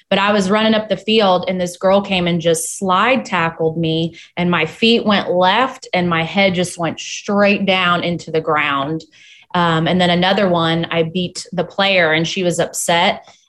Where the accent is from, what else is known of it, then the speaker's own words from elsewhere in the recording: Hinsdale, Illinois, United States; born there; also born or lived in Chicago, United States / Michigan, United States; So I was born in Hinsdale, Illinois.